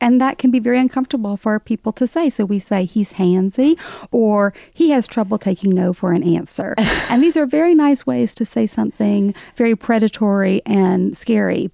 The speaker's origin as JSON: {"language": "English", "region": "Alabama", "country": "United States", "tie": "born or raised there", "accent": "Southern", "moved": "as an adult", "lives_now": "New York, United States", "said": "growing up in Alabama, nobody was out of the closet in the 80s."}